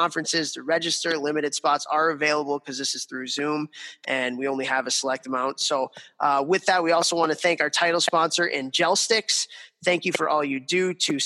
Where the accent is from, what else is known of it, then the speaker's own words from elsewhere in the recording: Chicago, Illinois, United States; moved away; my hometown of Chicago, Illinois